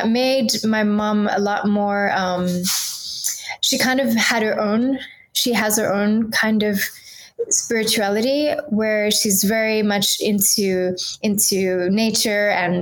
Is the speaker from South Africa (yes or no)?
yes; South Africa; moved away as an adult; now in Paris, France; I was born in South Africa and I grew up there. I left when I was 20.